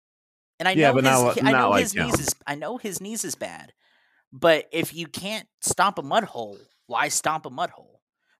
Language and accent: English; Texas, United States; As a Texan, that was golden.